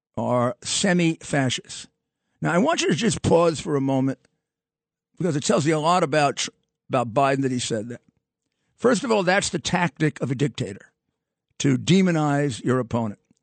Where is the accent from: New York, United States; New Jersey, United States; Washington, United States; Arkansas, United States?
New York, United States; New York City